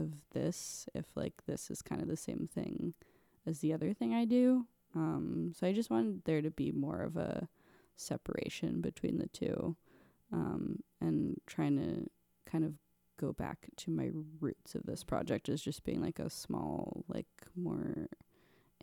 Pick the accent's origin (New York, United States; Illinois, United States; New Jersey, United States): New Jersey, United States; Montclair; moved away; also born or lived in Ohio; I'm from New Jersey. I'm from Montclair, which is North Jersey